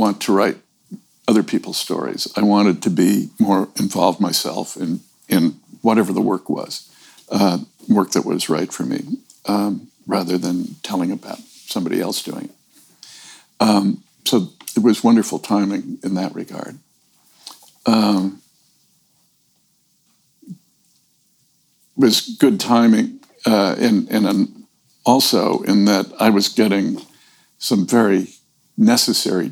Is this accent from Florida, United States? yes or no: yes; Gulf Coast of Florida, United States; growing up on the Gulf Coast of Florida, really on the coast